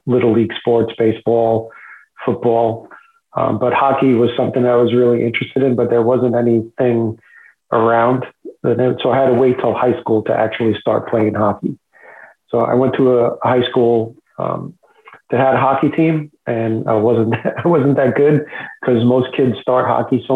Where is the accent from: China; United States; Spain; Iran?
United States; New Jersey; moved away as an adult; also born or lived in Bronx, New York; now in North Charleston, United States; I was born in the Bronx, but I never actually lived there. I grew up in New Jersey, right on the other side of the Hudson River from New York City